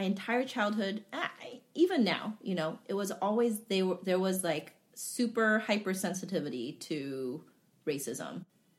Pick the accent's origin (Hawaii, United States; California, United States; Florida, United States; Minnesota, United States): Hawaii, United States; I wasn't white or I wasn't Japanese. Because I grew up in Hawaii.